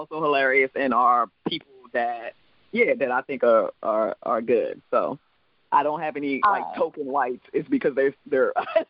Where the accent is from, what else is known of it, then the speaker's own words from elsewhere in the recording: U.S. Virgin Islands; accent: island; now in United States; You know, I'm actually from the Virgin Islands, so I have an island accent. My true accent is an island accent